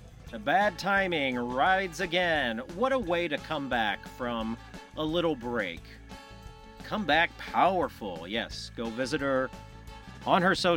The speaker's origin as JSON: {"language": "English", "town": "Kansas City", "region": "Missouri", "country": "United States", "said": "I'm from Kansas City"}